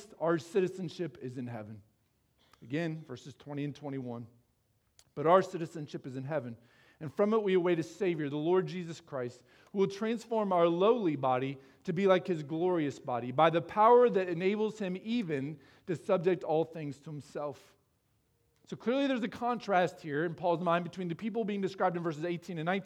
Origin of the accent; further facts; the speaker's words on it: Iowa, United States; moved away as an adult; also born or lived in Texas; I grew up in Iowa.